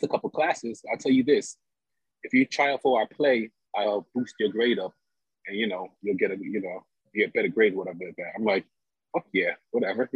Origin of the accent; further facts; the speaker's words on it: New York City, New York, United States; also born or lived in Montreal / Houston; I'm originally from Brooklyn